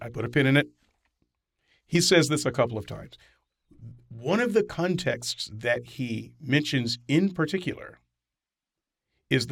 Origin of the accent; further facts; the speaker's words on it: the South, United States; growing up in the South